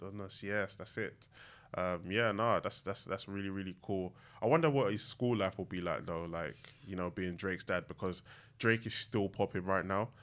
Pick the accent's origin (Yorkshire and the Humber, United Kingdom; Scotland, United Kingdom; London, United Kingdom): London, United Kingdom; I grew up in East London, um, in Newham.